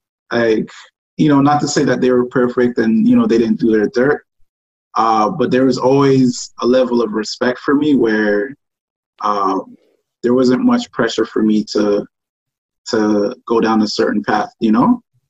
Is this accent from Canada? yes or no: yes; Toronto, Ontario, Canada; also born or lived in Ghana / France / Montreal; I was born in Ghana, but raised in Toronto.